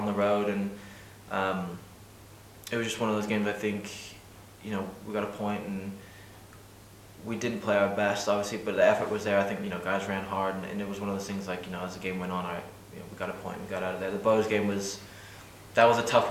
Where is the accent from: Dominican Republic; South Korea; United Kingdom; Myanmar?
United Kingdom; England; now in Ireland; growing up in England